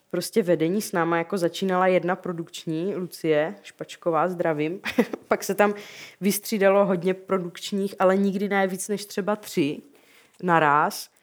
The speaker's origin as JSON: {"language": "Czech", "town": "Rosice", "region": "South Moravian Region", "country": "Czechia", "tie": "born or raised there", "also_born_or_lived": "Brno / Zlín", "said": "v Rosicích, odkud jsem"}